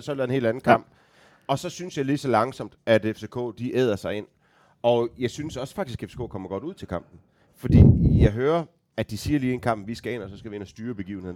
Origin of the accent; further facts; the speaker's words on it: Aarhus, Central Denmark Region, Denmark; jeg er født og opvokset i Aarhus, 10 minutters gang fra øh, stadion